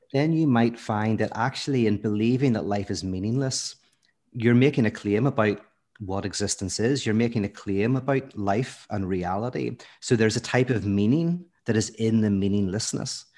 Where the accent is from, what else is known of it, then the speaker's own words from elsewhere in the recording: Belfast, Northern Ireland, United Kingdom; moved away as an adult; now in United States; from Belfast, lived there most of my life, but then actually moved to America, uh, in my early thirties